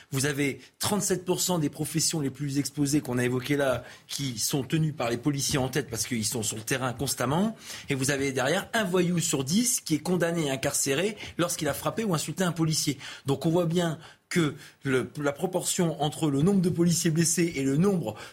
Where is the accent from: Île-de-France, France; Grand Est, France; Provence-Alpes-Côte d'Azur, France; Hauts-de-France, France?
Hauts-de-France, France; Nord; Je suis du Nord.